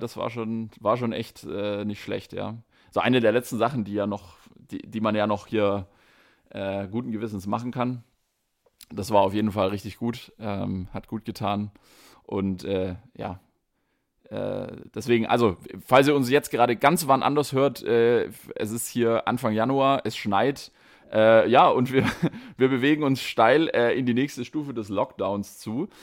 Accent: Stuttgart, Baden-Württemberg, Germany; accent: Swabian; dass ich äh, aus Stuttgart komme

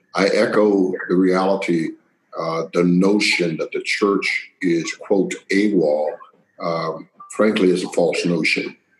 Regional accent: Waycross, Georgia, United States; born or raised there; accent: Southern drawl; moved away; also born or lived in Pennsylvania

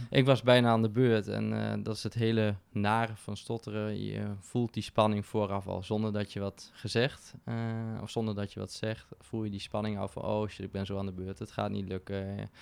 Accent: Winterswijk, Gelderland, Netherlands; moved away as an adult; now in Arnhem, Netherlands; Ik ben geboren en getogen in Winterswijk, in de Achterhoek.

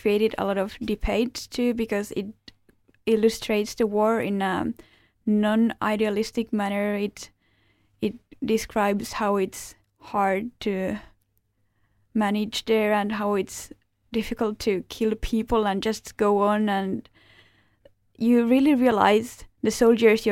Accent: Finland; moved away as an adult; now in Aarhus, Denmark; I'm from Finland. I moved to study here in Aarhus.

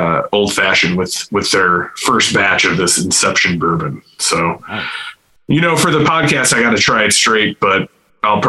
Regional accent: United States; I'm an American

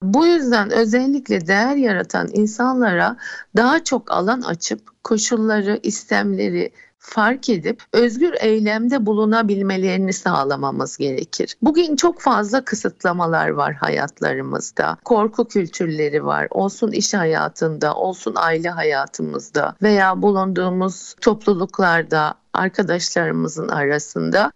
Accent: Istanbul, Turkey; also born or lived in London; İstanbul doğumluyum. İlk orta ve lise eğitim dönemimi İstanbul'da tamamladım.

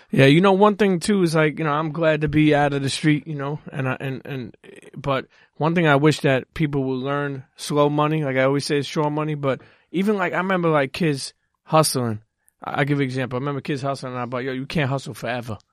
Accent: New York City, New York, United States; I'm from Brooklyn.

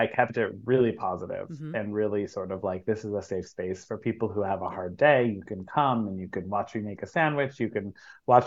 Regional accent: Waterbury, Connecticut, United States; moved away as an adult; now in Brooklyn, United States; I am born and raised a Connecticut girly

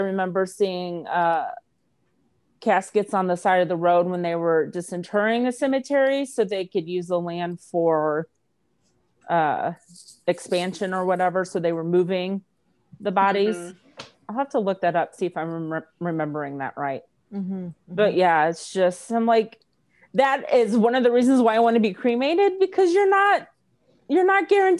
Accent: St. Louis, Missouri, United States; I grew growing up in St. Louis

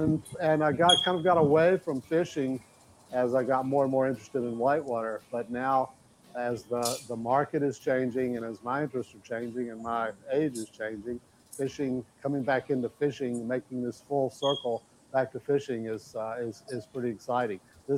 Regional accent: United States; I grew up near the Savannah River on the Georgia-South Carolina border.

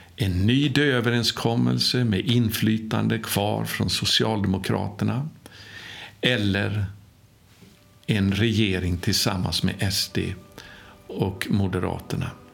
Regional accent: Sweden; now in Jerusalem, Israel; jag var ifrån Sverige

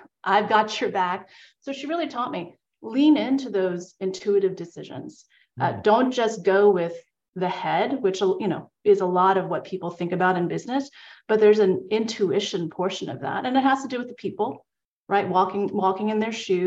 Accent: New York, United States; I grew up in New York, as we discussed, it's the New Yorker in me.

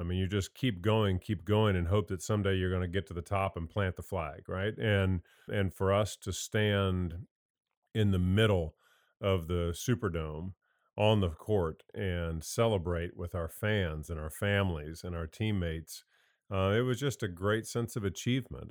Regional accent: Indiana, United States; moved away as an adult; also born or lived in North Carolina; I grew up in Indiana, came down here, played for Coach Smith.

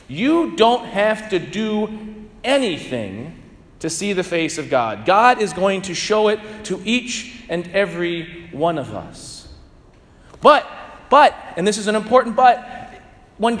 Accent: St. Louis, Missouri, United States; growing up in St. Louis

